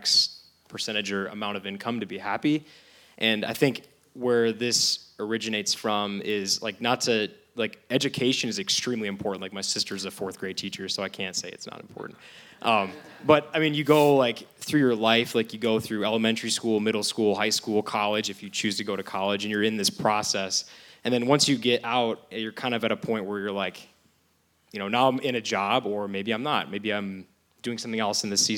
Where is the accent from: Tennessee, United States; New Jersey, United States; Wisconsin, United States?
Wisconsin, United States; Sheboygan; I've lived in Sheboygan basically my whole life.